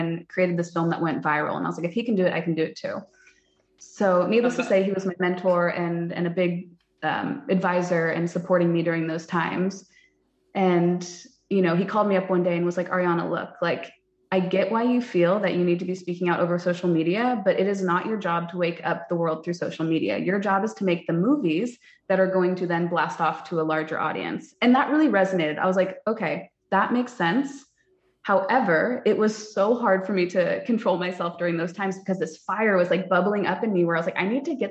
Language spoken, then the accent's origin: English; California, United States; moved away as an adult; now in Texas, United States; I grew up in California, incredibly liberal